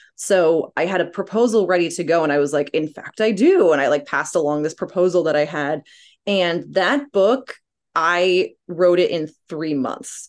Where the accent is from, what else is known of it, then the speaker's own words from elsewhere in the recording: Cape Cod, Massachusetts, United States; growing up on Cape Cod